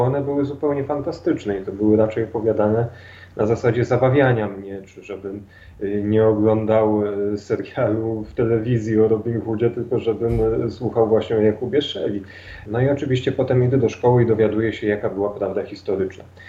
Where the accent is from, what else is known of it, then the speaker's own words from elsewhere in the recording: Dębica, Subcarpathian Voivodeship, Poland; moved away as an adult; now in Kraków, Poland; mimo że od kilku lat mieszkam w Krakowie, no dalej jak się mnie ktoś zapyta, skąd jestem, to jestem z Dębicy.